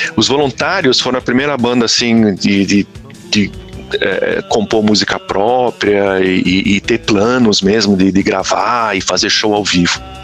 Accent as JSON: {"language": "Portuguese", "region": "São Paulo", "country": "Brazil", "tie": "born or raised there", "said": "eu nasci em São Paulo"}